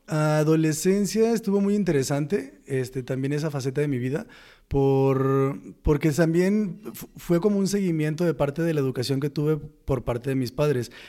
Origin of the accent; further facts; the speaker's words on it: Los Mochis, Sinaloa, Mexico; moved away; soy de Sinaloa, Los Mochis.